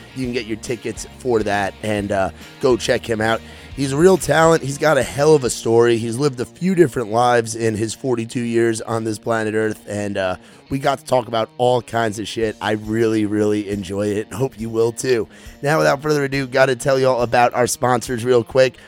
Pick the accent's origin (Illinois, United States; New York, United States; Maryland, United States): New York, United States; moved away; growing up in New York